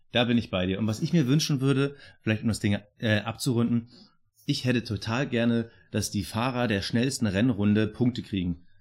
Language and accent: German; Berlin, Germany; ich als Berliner